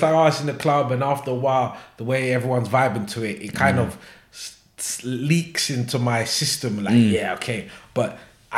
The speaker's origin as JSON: {"language": "English", "region": "London", "country": "United Kingdom", "said": "we're from West London"}